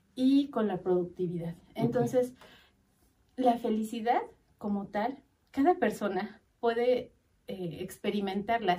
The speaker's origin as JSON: {"language": "Spanish", "country": "Mexico", "said": "somos los mexicanos"}